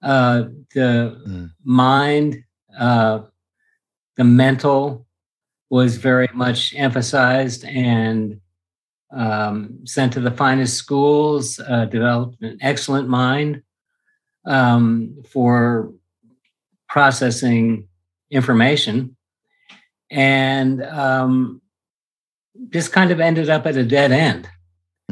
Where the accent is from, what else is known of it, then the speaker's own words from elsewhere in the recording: East Coast, United States; I grew up on the East Coast in a upper class, middle class, white Anglo-Saxon Protestant family in the 50s